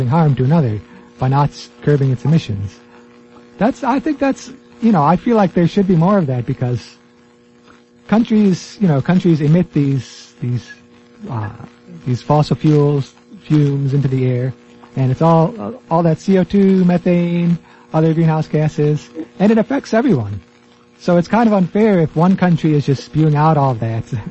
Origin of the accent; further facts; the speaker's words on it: United States; I'm an American